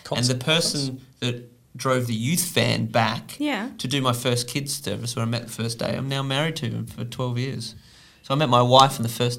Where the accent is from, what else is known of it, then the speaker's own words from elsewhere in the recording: Tasmania, Australia; now in Sydney, Australia; I was born in Tasmania.